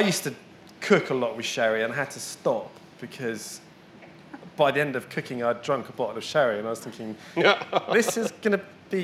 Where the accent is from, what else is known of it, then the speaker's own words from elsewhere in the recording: Bristol, South West England, United Kingdom; I grew up in Bristol